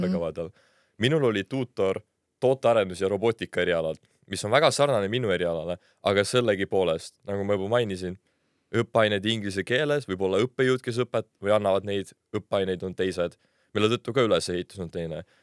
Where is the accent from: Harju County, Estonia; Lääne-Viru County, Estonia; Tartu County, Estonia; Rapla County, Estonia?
Tartu County, Estonia; Tartu; moved away as an adult; now in Tallinn, Estonia; ma olen ise Tartust pärit, lõpetasin seal põhikooli, siis gümnaasiumi